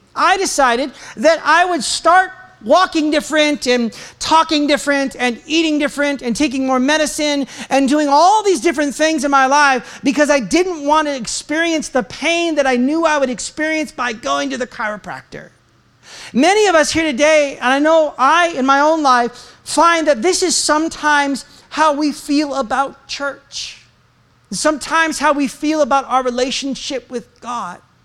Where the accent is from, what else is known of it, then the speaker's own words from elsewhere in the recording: United States; I'm an American